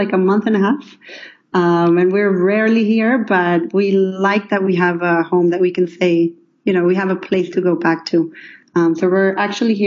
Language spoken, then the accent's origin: English; Mexico; moved away; I'm actually from Mexico